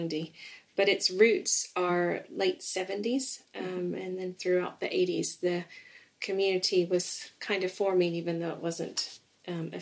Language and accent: English; East Tennessee, United States; moved away as an adult; now in England; I grew up in East Tennessee in the States.